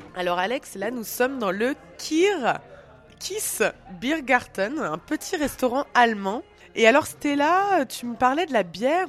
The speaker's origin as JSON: {"language": "French", "area": "Alsace", "region": "Grand Est", "country": "France", "said": "je suis alsacienne"}